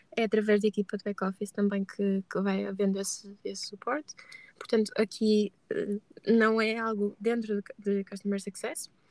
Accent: Braga, Norte, Portugal; moved away as an adult; now in Porto, Portugal; nasci em Braga e vivo há cerca de 3 anos e meio no Porto

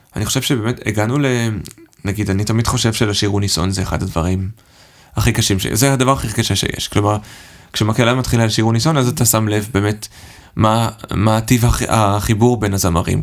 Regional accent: Herzliya, Tel Aviv District, Israel; moved away as an adult; now in Stuttgart, Germany; אני במקור מהרצליה, וגדלתי שם

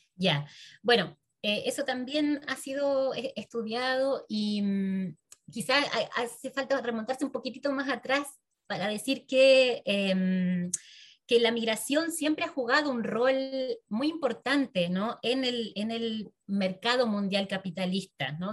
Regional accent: Argentina; mi pueblo de origen, que es un pueblo pequeño, una zona rural de la Argentina

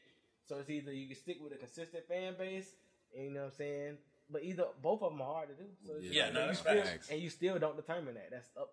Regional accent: Augusta, Georgia, United States; I'm from Augusta, not Atlanta.

